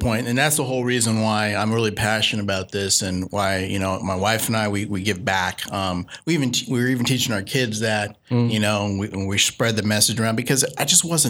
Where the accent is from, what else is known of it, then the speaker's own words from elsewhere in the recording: Sacramento, California, United States; also born or lived in New Orleans, Louisiana; I grew up right here in Sacramento. You know, I grew up in Rosemont, and I grew up in the Heights before that.